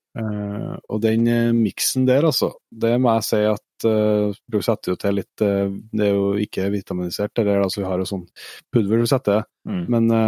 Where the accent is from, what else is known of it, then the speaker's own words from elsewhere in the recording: Trøndelag, Norway; Vi er jo trøndere